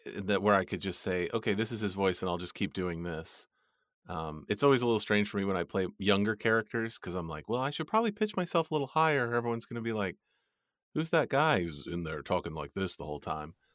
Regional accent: United States; I'm an American

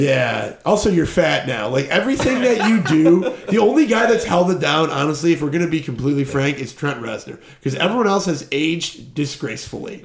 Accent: Detroit, Michigan, United States; now in Chicago, United States; I'm from Detroit, like where they didn't come and go. Like Detroit mm. just got more abandoned throughout my childhood

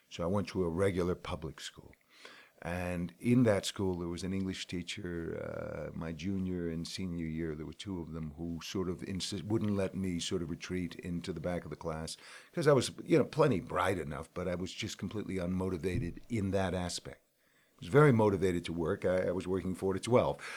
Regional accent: New Haven, Connecticut, United States; I grew up in New Haven.

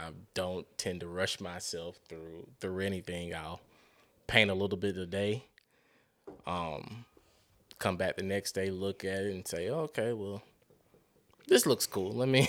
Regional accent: Decatur, Georgia, United States; The only time I would ever say, hey, I'm from Atlanta, and it's very loosely, as if I'm out of town

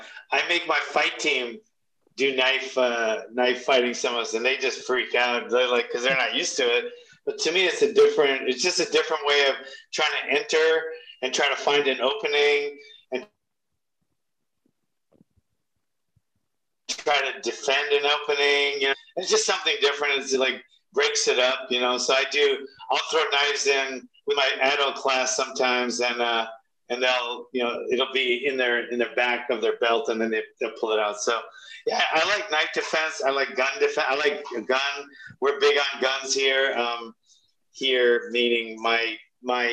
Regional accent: Hawaii, United States; I'm from Hawaii

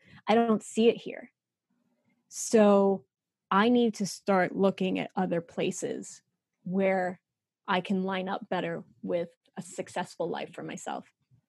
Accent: New York, United States; accent: New York; I was born and raised in New York. I used to have a terrific New York accent. that I lost when I went to college, even though I went to college in New York.

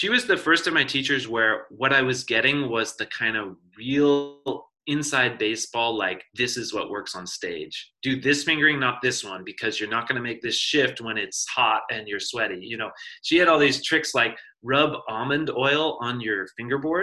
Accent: San Francisco, California, United States; I grew up here in San Francisco

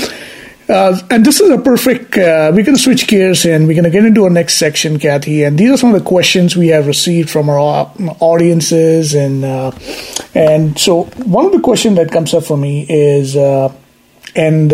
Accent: Mumbai, Maharashtra, India; moved away as an adult; now in United States; I'm originally from Mumbai. I've been in the U.S. now for more than 20 plus years now

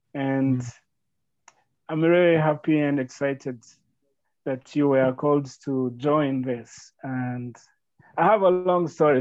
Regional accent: Northern Province, Rwanda; I grew up in Rwanda from the northern province

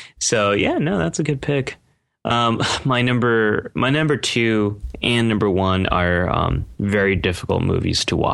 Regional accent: United States; living in America, being American

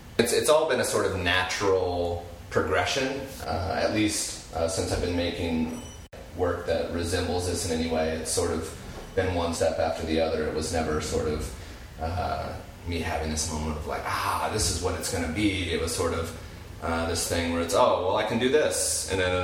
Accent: Springfield, Illinois, United States; I have lived the entirety of my life in central Illinois. I grew up in Springfield.

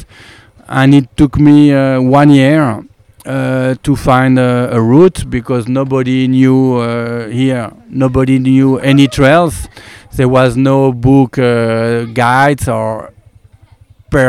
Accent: Annecy, Auvergne-Rhône-Alpes, France; English is a second language; moved away as an adult; now in Chiang Mai, Thailand; I come from France, from the French Alps, to be precise, from Annecy

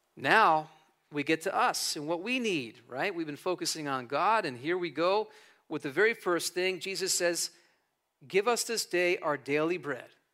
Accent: New Jersey, United States; moved away as an adult; also born or lived in California; I was born and raised in North Jersey, so I'm, I'm a Jersey guy through and through.

